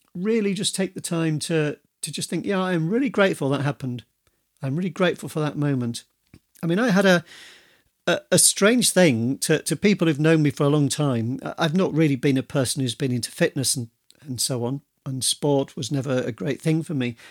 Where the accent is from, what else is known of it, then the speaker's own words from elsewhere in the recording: Yorkshire and the Humber, United Kingdom; now in Devon, United Kingdom; I come from Yorkshire, but I live in Devon